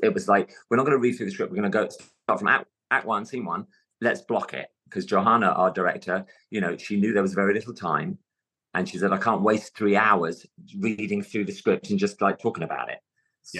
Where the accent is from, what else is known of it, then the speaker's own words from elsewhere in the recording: London, United Kingdom; accent: London; moved away; my natural london accent